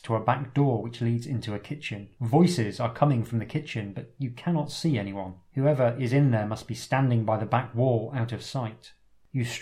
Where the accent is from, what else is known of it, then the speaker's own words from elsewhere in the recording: England, United Kingdom; Being very English